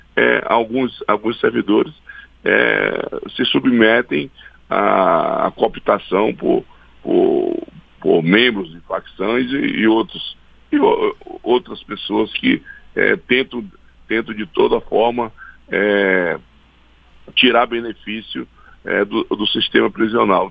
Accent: Acre, Brazil; lá no meu estado, no estado do Acre

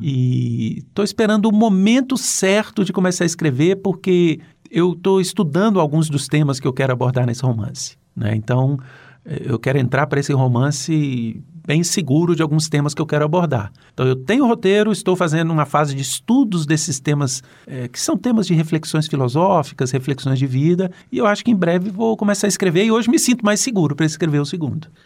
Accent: Minas Gerais, Brazil; Eu sou de Minas

